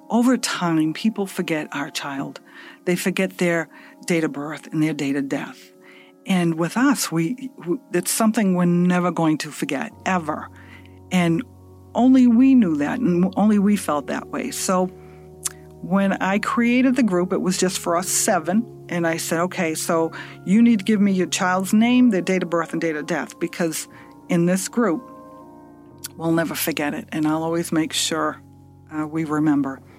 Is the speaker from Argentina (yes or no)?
no; Massachusetts, United States; And we're all from Massachusetts.